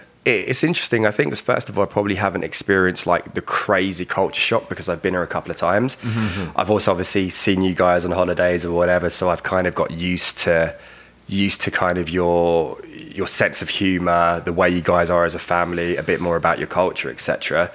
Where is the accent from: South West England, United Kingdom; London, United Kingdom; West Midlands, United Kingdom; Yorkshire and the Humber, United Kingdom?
London, United Kingdom; moved away as an adult; now in Calgary, Canada; growing up in London, it literally is concrete jungle, right?